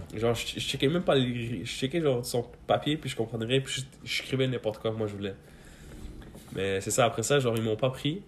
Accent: Quebec, Canada; born or raised there; also born or lived in Mazar-i-Sharif, Afghanistan / Pakistan

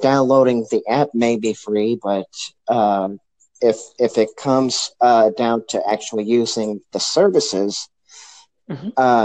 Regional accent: St. Louis, Missouri, United States; I'm actually from St. Louis. I'm an American

